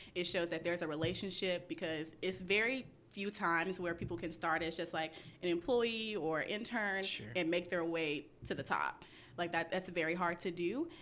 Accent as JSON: {"language": "English", "town": "Memphis", "region": "Tennessee", "country": "United States", "moved": "yes", "lives_now": "Atlanta, United States", "said": "I'm originally from Memphis, Tennessee"}